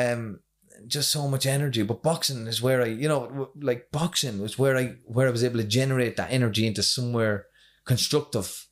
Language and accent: English; County Kildare, Leinster, Ireland; now in Drogheda, Ireland; from Itaghan, County Kildare.